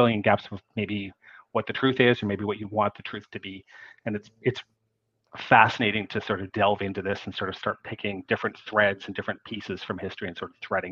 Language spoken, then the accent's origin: English; Canada; I'm a Canadian